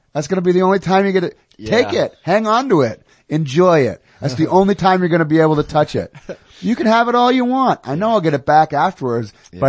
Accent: New England, United States; I'm from New England. What's going to happen?

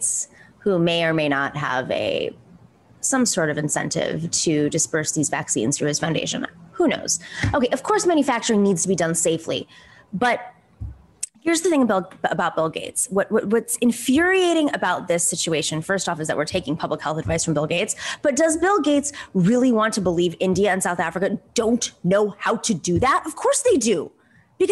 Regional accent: Greece; now in United States; in Greece right now, my home country

